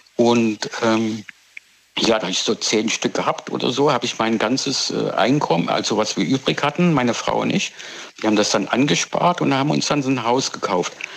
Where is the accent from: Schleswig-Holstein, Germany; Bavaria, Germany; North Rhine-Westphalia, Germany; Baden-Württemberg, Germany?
Baden-Württemberg, Germany; Pforzheim; moved away as an adult; now in South Africa; Ich komme ja aus der Goldstadt Pforzheim eigentlich. Ne? Bin ich Schwabe aufgewachsen.